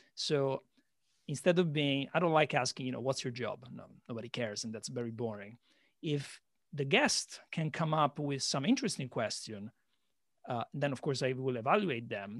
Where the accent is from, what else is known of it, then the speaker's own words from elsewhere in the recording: Italy; moved away as an adult; also born or lived in London; now in Shanghai, China; I'm Italian, but I've been living outside of Italy for a decade, seven years London, and now three years in uh, Shanghai, China.